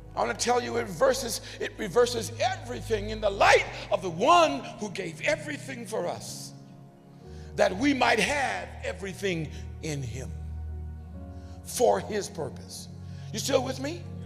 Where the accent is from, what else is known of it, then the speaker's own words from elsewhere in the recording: United States; We grew up in America